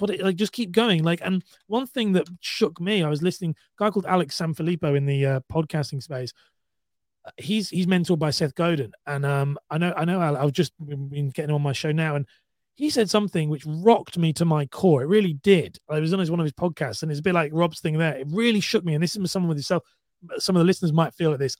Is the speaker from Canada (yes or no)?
no; United Kingdom; I'm from the U K